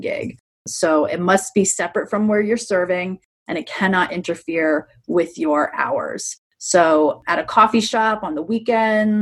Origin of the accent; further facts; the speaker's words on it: New York, United States; moved away as an adult; also born or lived in Prescott, Arizona; now in Tucson, United States; I'm originally from New York